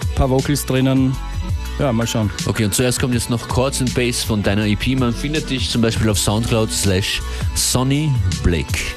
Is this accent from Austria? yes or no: yes; Graz, Styria, Austria; moved away; Ich komme aus Graz ursprünglich